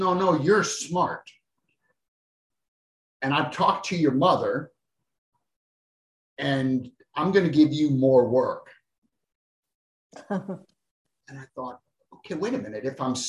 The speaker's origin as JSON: {"language": "English", "town": "Boston", "region": "Massachusetts", "country": "United States", "tie": "born there", "said": "So I was born in South Boston, Massachusetts, and I now live in West Virginia."}